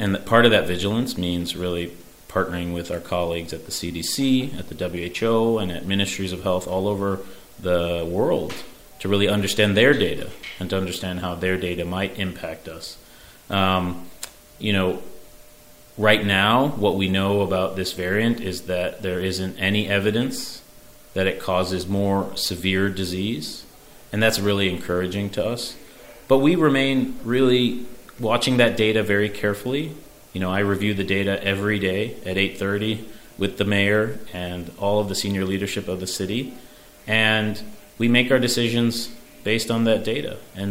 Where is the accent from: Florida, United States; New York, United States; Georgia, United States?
New York, United States; New York City; And I'm very, very proud as a New Yorker, as a father, as a husband of the city's response.